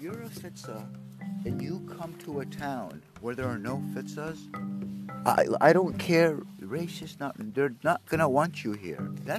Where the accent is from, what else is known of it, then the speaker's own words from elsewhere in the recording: Haledon, New Jersey, United States; also born or lived in Wayne, New Jersey; And I grew up in Haledon when it was predominantly white.